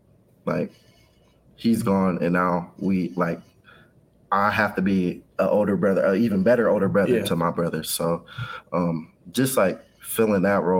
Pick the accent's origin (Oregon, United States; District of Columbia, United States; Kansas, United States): Kansas, United States; Kansas City; I was raised in Wyandotte County, Kansas, on the side. So Kansas City, Kansas, all the way up until high school. And that's when I moved to the Kansas City, Missouri side.